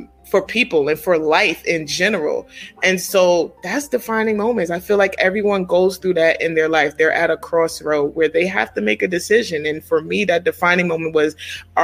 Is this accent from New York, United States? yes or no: yes; New York City, New York, United States; now in Maryland, United States; I am a native of Queens, New York, but I currently reside in the DMV area in Maryland